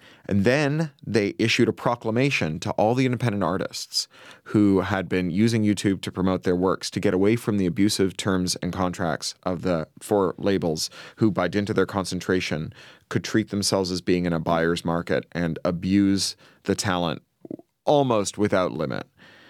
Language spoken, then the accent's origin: English; Canada; I'm a Canadian-British dual national.